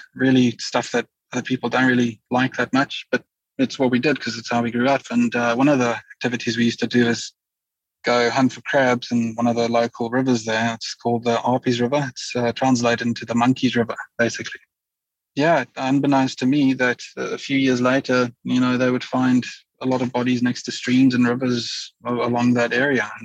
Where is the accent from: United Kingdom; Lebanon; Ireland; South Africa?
South Africa; Pretoria, Gauteng; So it's my hometown, in other words, as well, Pretoria City, the Pretoria area in general